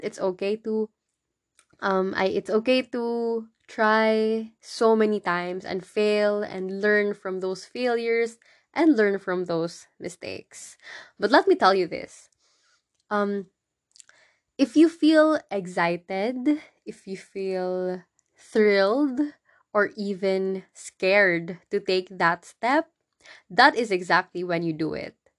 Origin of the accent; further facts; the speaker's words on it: Philippines; I went back to my hometown